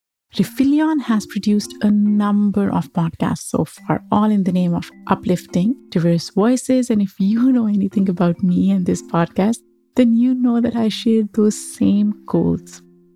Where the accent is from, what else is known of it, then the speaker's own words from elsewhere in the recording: Pakistan; and how I feel about so many things that in a way were tabooed discussing or exploring as I was growing up in Pakistan.